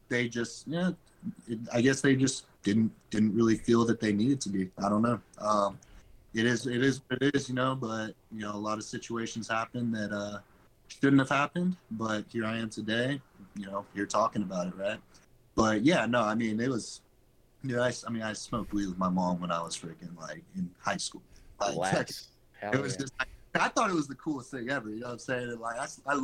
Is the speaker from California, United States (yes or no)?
yes; Chico, California, United States; I'm from Chico, California.